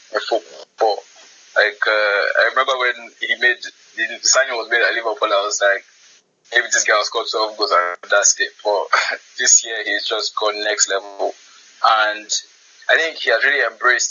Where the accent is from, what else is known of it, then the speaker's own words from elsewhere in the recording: Nigeria; as a Nigerian